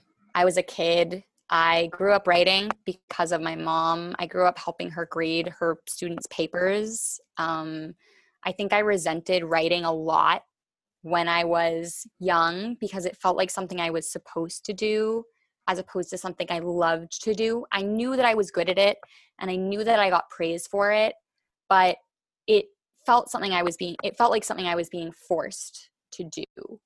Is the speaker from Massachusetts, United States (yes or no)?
yes; Massachusetts, United States; born there; also born or lived in India / Los Angeles / Washington, D.C.; now in New York, United States; but I was born in Massachusetts and I have lived everywhere from Massachusetts to India to Los Angeles to Washington, D.C. to New York, where I am now.